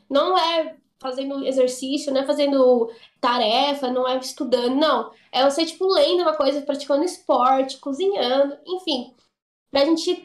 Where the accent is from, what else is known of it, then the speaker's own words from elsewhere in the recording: São Paulo, Brazil; eu sou de São Paulo